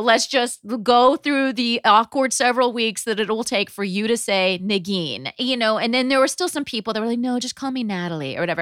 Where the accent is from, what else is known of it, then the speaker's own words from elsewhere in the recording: Southern California, United States; also born or lived in New Haven, Connecticut; now in New York, United States; I grew up in in Southern California, but we learned that we were born in the same hospital in New Haven.